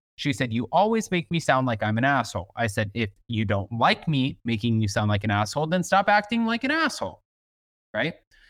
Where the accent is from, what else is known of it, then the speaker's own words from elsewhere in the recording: the South, United States; I'm from the South. I'm cut from a different cloth.